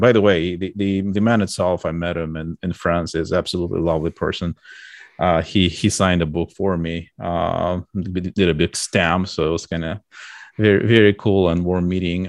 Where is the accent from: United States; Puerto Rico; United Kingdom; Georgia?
Georgia; moved away; I was born in U S S R in, like, a, in a small republic, uh, of Georgia